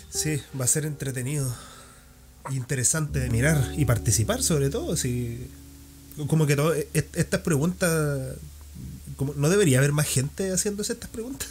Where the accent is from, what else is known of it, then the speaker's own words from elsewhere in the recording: Santiago, Santiago Metropolitan Region, Chile; now in Valdivia, Chile; mirándolo como, como santiaguino